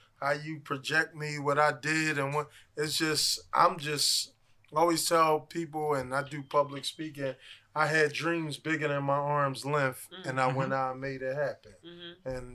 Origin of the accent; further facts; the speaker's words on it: Philadelphia, Pennsylvania, United States; I'm from 56 and Spruce.